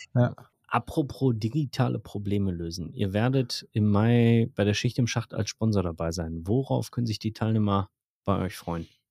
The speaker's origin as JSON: {"language": "German", "country": "Germany", "said": "bei uns in Deutschland"}